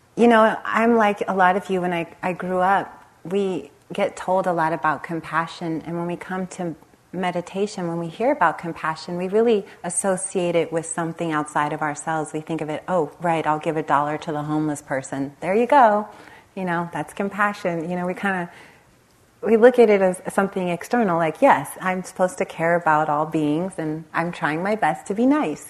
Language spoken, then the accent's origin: English; Los Angeles, California, United States; I grew up in the Los Angeles area, right on the Compton Long Beach border